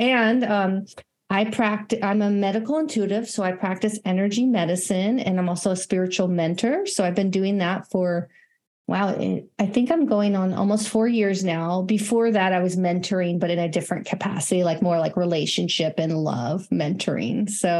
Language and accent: English; California, United States; moved away as an adult; also born or lived in Colorado; So I am originally from California. And I have definitely moved around quite a bit, but later in life, in my 30s, I moved to Colorado